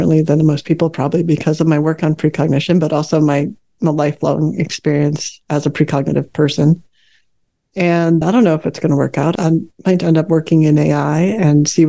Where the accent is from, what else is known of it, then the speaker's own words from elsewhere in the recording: Chicago, Illinois, United States; also born or lived in Northern California; now in Fairfax, Virginia, United States; I grew up in the Chicago area, and moving to California was just like a dream